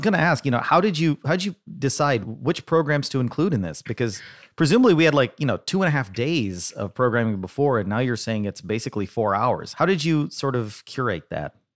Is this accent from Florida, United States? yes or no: no; Dallas, Texas, United States; in Dallas, my hometown